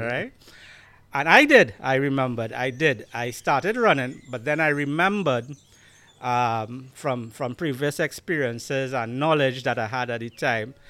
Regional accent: Diego Martin, Trinidad & Tobago; accent: Trini; I grew up in Diego Martin. We are in Diego Martin right now.

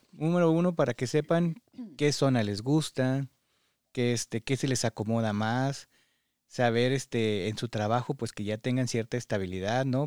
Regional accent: Mexico; now in United States; como mexicanos nos gusta hacernos a la idea

